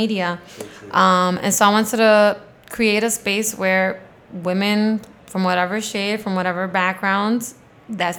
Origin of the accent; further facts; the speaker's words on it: New York City, New York, United States; I grew up in Queens